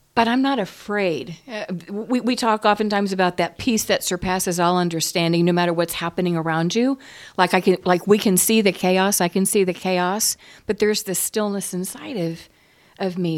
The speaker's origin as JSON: {"language": "English", "country": "United States", "said": "I'm an American"}